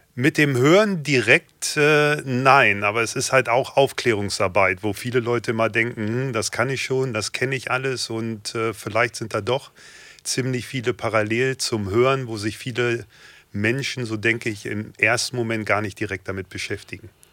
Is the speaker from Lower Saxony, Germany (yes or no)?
yes; Hanover, Lower Saxony, Germany; Ich bin 44 Jahre jung, gebürtiger Hannoveraner